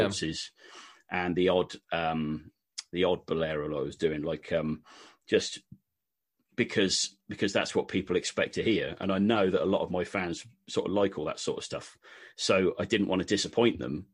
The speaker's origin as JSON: {"language": "English", "area": "West Country", "region": "South West England", "country": "United Kingdom", "accent": "Wurzels-like (West Country)"}